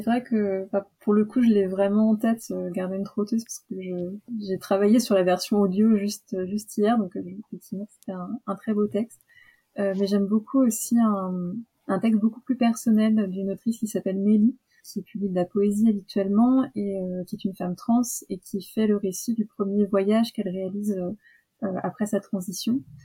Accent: Île-de-France, France; now in Toulouse, France; D'Île-de-France à la base et je vis à Toulouse

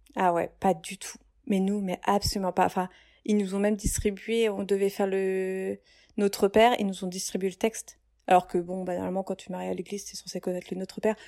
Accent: Reims, Grand Est, France; je viens de Reims

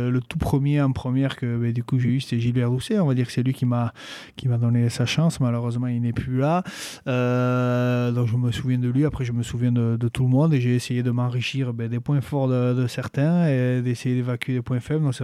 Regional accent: Basque Country, France; Euh, moi, j'ai toujours grandi ici. Euh, je suis né au Pays-Bas. J'ai toujours parlé en basque aussi.

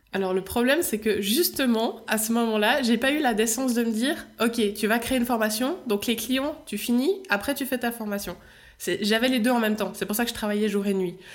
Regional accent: Switzerland; accent: Swiss; je suis suisse

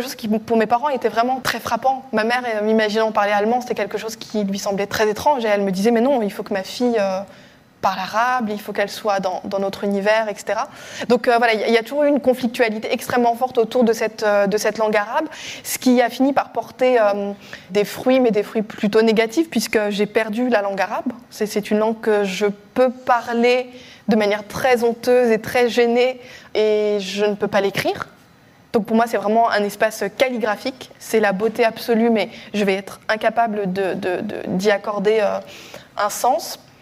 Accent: Strasbourg, Grand Est, France; dans ma ville natale, à, Strasbourg

